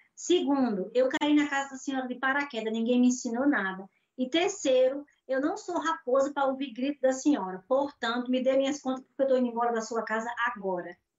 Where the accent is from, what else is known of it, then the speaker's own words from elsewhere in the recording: Natal, Rio Grande do Norte, Brazil; moved away as an adult; now in Portugal; Eu sou de Natal, Rio Grande do Norte, é a cidade do sol